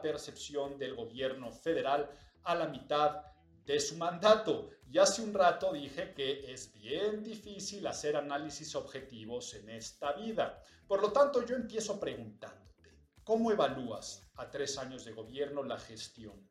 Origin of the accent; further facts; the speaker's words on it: Mexico; los que habitamos en esta nación y los que somos mexicanos